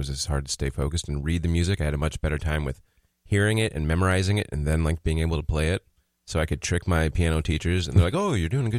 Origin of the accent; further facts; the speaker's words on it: Portland, Oregon, United States; moved away as an adult; I grew up in Portland, Oregon.